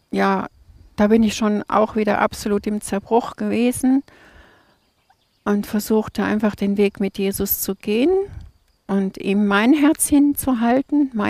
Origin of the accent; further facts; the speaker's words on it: Krefeld, North Rhine-Westphalia, Germany; Äh, Krefeld.